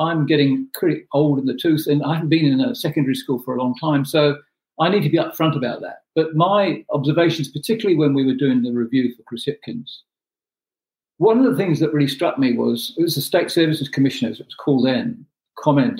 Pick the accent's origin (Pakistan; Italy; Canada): Pakistan; moved away as an adult; also born or lived in New Zealand / Cook Islands; now in New Plymouth, New Zealand; I was born in Pakistan. I came to New Zealand as an adult.